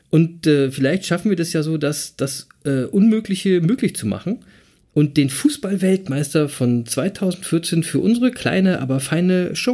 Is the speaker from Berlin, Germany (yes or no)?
yes; Berlin, Germany; als Berliner würde ich sagen, was eine coole Type